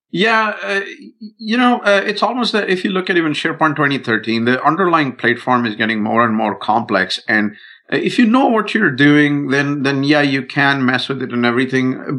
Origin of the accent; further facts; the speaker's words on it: India; I'm Indian